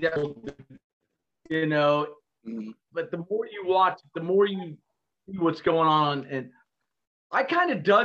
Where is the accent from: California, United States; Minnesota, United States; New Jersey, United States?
Minnesota, United States; Minneapolis; now in Dallas, United States; I was born in Minneapolis